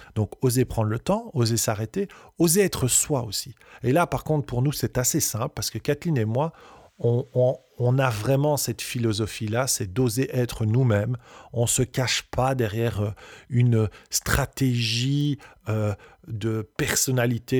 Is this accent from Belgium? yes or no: yes; Belgium; on est belge, on peut avoir un accent, et c'est OK